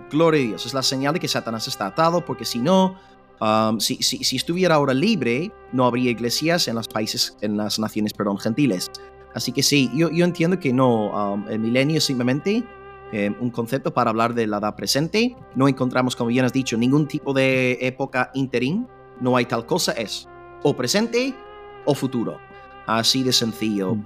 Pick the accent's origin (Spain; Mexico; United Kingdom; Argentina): United Kingdom; moved away; como británico